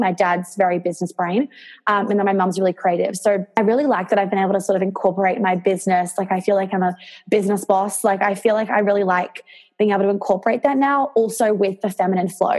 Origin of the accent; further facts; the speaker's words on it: New York, United States; now in Australia; I grew up in New York